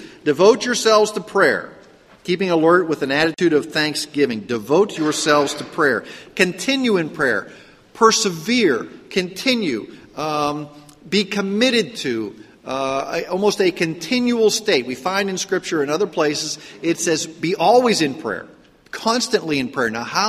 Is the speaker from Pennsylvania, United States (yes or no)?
yes; Pittsburgh, Pennsylvania, United States; accent: Pittsburgh; I grew up in the Pittsburgh, Pennsylvania area. And in Pittsburgh, believe it or not, we have an accent in Pittsburgh.